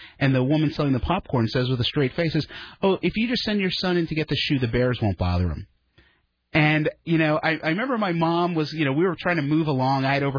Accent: East Coast, United States; I was a kid growing up on the East Coast.

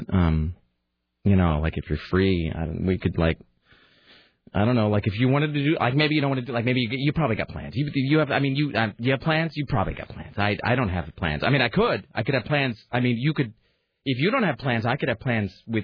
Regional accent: Washington, United States; I grew up in Washington

